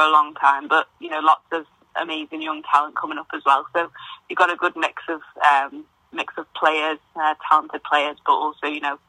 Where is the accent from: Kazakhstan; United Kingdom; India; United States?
United Kingdom; the Wirral, North West England; moved away; close to where I'm from, because I'm from the Wirral.